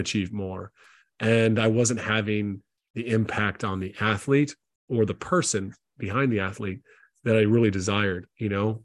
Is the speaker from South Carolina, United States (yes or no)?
yes; South Carolina, United States; moved away as an adult; also born or lived in Tennessee / Lithuania; now in Ireland; I grew up in South Carolina in the States